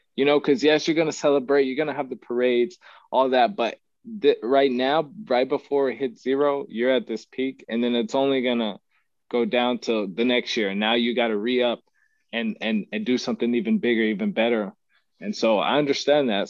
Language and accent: English; Odessa, Texas, United States; moved away as an adult; now in San Antonio, United States; I'm from Odessa, Texas. Uh, to West Texas. I don't know if you've seen Friday Night Lights, but that's me, oil patch town.